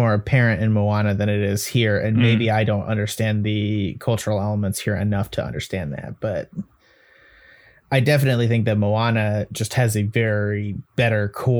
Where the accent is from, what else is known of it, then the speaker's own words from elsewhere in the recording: United States; I as an American viewer